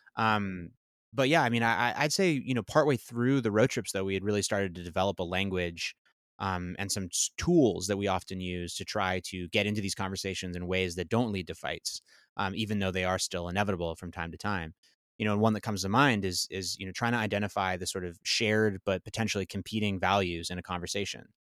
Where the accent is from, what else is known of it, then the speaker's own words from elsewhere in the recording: Berkeley, California, United States; moved away; I'm from Berkeley.